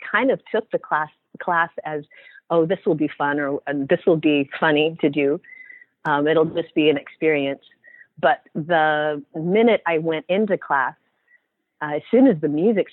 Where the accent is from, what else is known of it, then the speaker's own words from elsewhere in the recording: Oregon, United States; I'm originally from Oregon